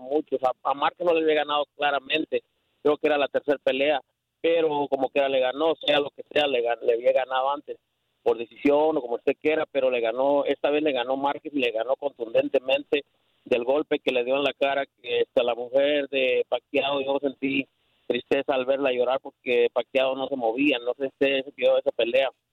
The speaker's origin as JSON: {"language": "Spanish", "country": "Mexico", "moved": "yes", "lives_now": "Houston, United States", "said": "para mí como mexicano"}